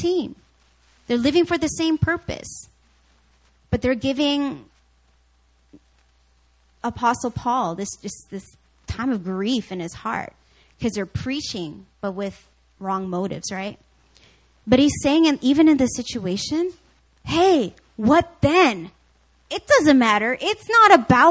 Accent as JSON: {"language": "English", "country": "Canada", "said": "I grew up watching hockey because my brother and because I'm Canadian."}